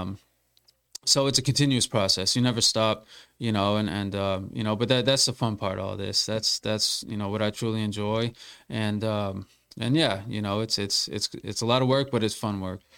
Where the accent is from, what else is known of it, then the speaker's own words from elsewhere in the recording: Massachusetts, United States; I'm from Massachusetts